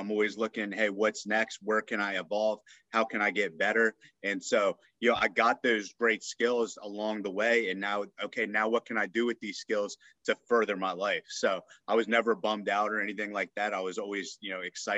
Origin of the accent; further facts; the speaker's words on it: Northern Virginia, United States; I grew up in Northern Virginia